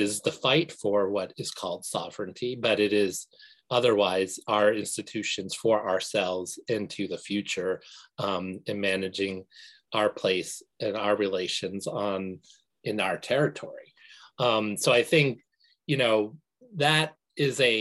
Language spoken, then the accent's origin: English; Maine, United States; we as Indian nations here in Maine